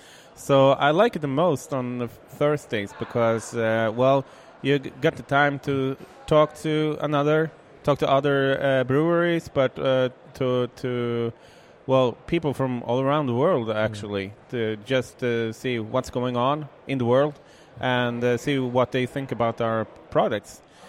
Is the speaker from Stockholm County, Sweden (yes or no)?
no; Kumla, Örebro County, Sweden; From Kumla. That's a small, well...